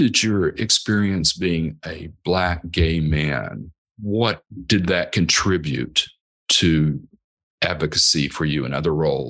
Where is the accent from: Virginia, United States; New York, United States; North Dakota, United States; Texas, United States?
Texas, United States; moved away as an adult; also born or lived in Oklahoma; My native home state where I was born, Oklahoma, is not too great on the LGBTQ plus decisions that they make with regard to that, and very anti, if anything. In the same way with Texas, I grew up mostly in Texas.